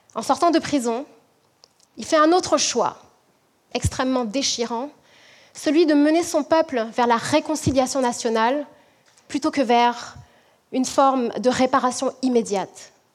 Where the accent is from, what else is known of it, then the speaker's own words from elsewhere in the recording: French Guiana; now in Quebec City, Canada; je suis originaire de la Guyane